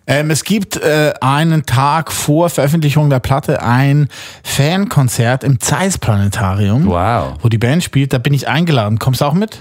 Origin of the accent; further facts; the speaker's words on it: Switzerland; als Schweizer